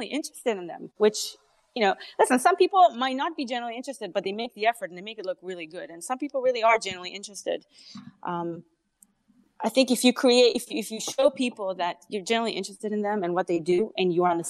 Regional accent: Israel; English is a second language; now in Canada; Yeah, I'm Canadian. yeah, Israeli and then Canadian. But I can't shake off the accent.

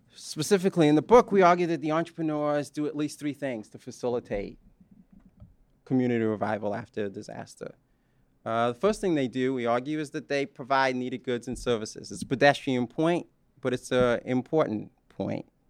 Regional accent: Bahamas; moved away; I'm a Bahamian, some of you know that. that I was born in the Bahamas

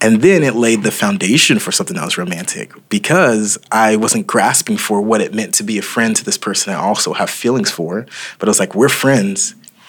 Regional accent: Oklahoma, United States; moved away as an adult; also born or lived in Dallas; I was raised in Oklahoma, but we went to school in Dallas

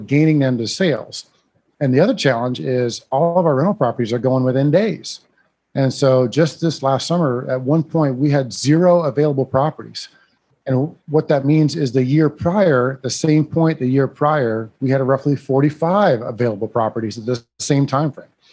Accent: Iowa, United States; accent: northern; now in San Antonio, United States; I grew up in Iowa

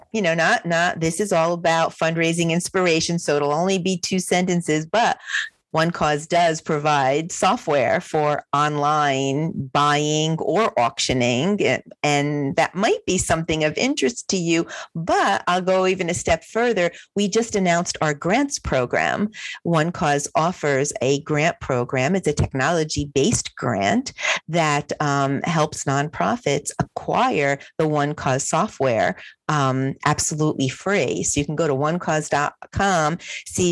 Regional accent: New Jersey, United States; I'm from New Jersey.

